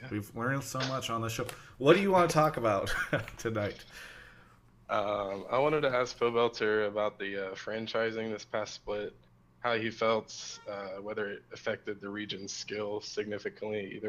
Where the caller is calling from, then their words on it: Lake Charles, Louisiana, United States; Uh, I'm in Lake Charles, Louisiana.